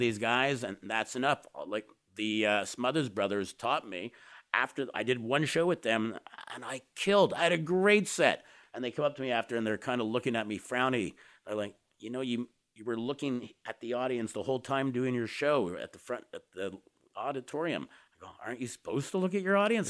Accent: Canada; I'm a Canadian

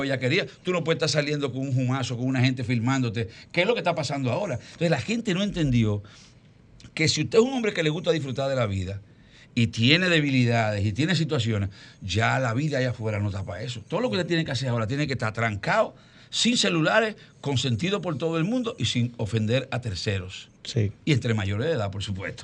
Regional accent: Dominican Republic; nosotros no somos un mercado como dominicanos

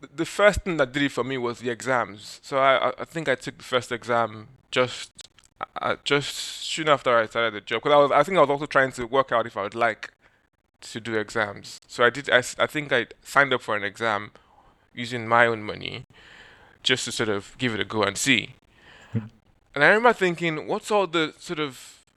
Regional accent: Nigeria; moved away; being a Nigerian, many Nigerian kids, because I guess in Nigeria we have a big oil and gas industry

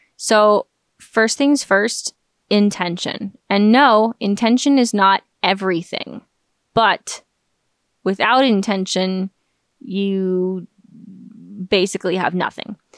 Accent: United States; the scientific atheism that I've been exposed to my entire life growing up in America

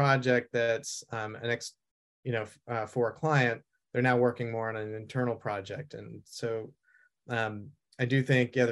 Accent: Vermont, United States; moved away as an adult; also born or lived in Italy / Boston; growing up in Vermont, I really had a hard time being in the city

